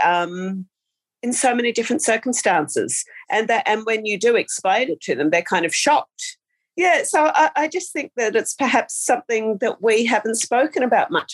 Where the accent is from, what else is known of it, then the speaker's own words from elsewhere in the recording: Australia; I have lived in small rural towns almost all of my life